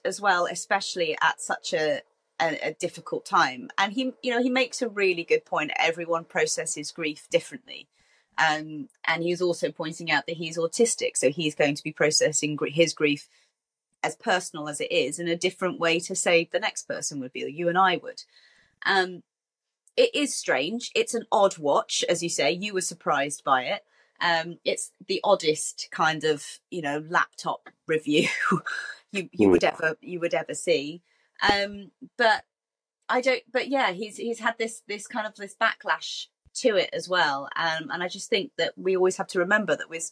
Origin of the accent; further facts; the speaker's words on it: United Kingdom; we're British